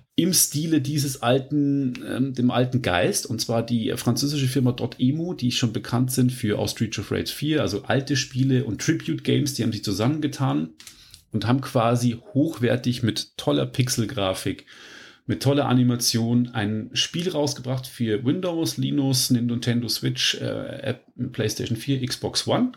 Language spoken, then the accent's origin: German; Germany; bei uns in Deutschland